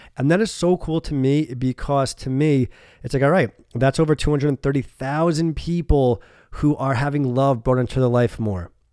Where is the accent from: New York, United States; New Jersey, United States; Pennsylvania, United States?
New York, United States; about an hour north of New York City, United States; moved away as an adult; also born or lived in Rhode Island / San Diego; now in Florida, United States; I grew up in New York, about an hour north of New York City.